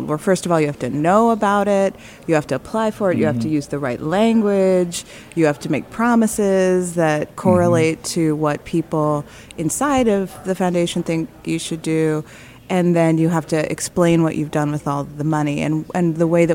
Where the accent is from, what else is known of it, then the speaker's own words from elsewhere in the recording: Chicago, Illinois, United States; moved away as an adult; also born or lived in Michigan; now in Detroit, United States; I am from Chicago, South Side